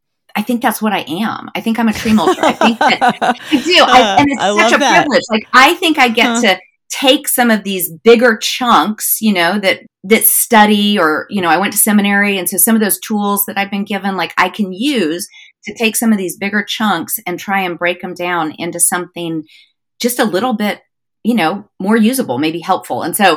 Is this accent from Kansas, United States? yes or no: yes; Wichita, Kansas, United States; now in North Georgia, United States; I grew up in Kansas.